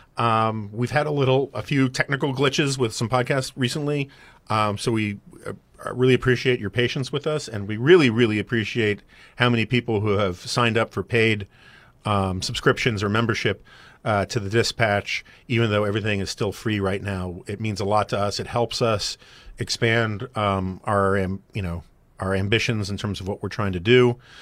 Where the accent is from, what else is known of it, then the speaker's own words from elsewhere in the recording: New York City, New York, United States; I grew up in New York City in the 1970s and 80s